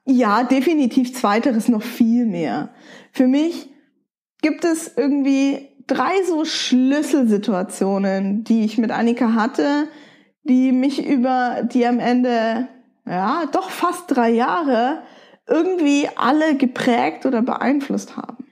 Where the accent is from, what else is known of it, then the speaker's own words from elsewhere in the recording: Nuremberg, Bavaria, Germany; also born or lived in Wolfsburg; Ich bin in Nürnberg geboren, aufgewachsen und habe auch einen Großteil meines Lebens hier verbracht